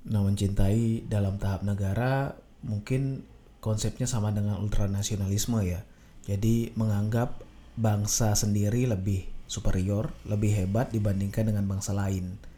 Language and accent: Indonesian; Bali, Indonesia; misalnya saya sebagai orang Bali nih saya merasa lebih hebat dibandingkan orang uh, Ternate gitu